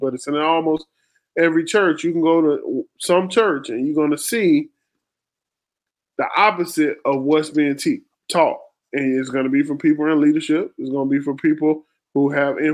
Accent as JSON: {"language": "English", "region": "the South", "country": "United States", "tie": "born or raised there", "said": "I grew up in the South"}